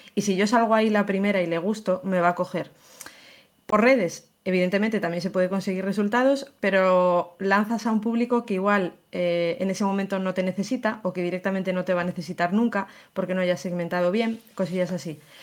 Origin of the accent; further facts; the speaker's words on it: León, Castile and León, Spain; yo soy de León